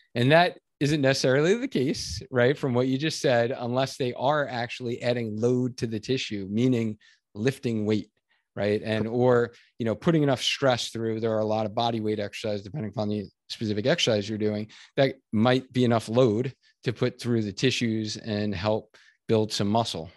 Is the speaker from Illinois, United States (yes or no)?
no; Long Island, New York, United States; I grew up in Long Island.